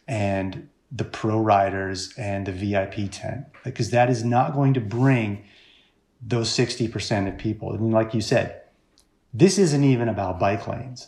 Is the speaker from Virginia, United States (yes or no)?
yes; Richmond, Virginia, United States; also born or lived in Orange County, California; now in Portland, United States; I grew up in Richmond, Virginia